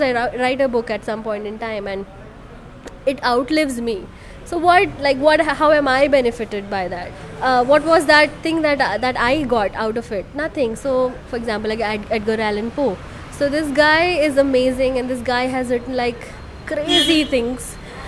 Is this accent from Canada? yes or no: no; Bihar, India; now in Bangalore, India; I am currently based out of Bangalore, and I'm working with a media company in Bangalore. But I come from Bihar.